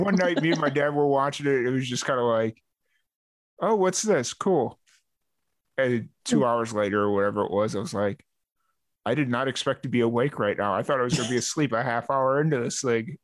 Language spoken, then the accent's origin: English; Chicago, Illinois, United States; I'm from Chicago